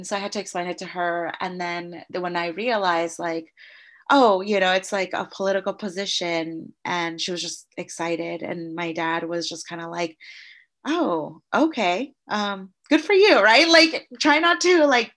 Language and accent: English; Novato, California, United States; I grew up in Novato